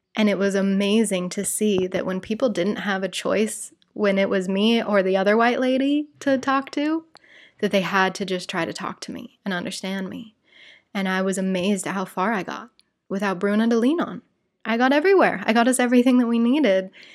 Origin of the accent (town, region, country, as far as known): Salt Lake City, Utah, United States; born or raised there; moved away as an adult; now in Rio de Janeiro, Brazil